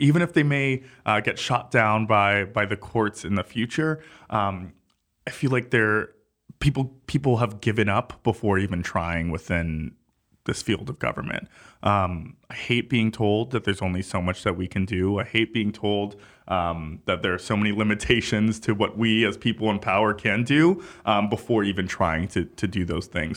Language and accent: English; New York City, New York, United States; as a New Yorker